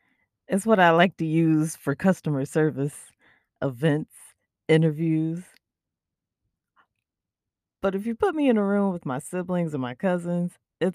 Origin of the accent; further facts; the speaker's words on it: South Carolina, United States; accent: South Carolina; Don't get me wrong, the South Carolina can definitely come out